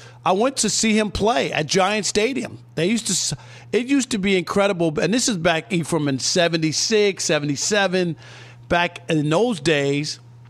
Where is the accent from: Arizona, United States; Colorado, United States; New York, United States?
New York, United States; I grew up in New York, and they had a soccer team called the Cosmos